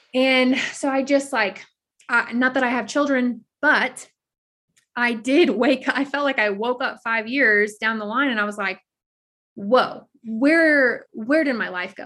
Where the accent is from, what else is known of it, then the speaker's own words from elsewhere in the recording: South Louisiana, United States; moved away as an adult; now in Colorado, United States; I was born and raised in South Louisiana, but I live in Colorado now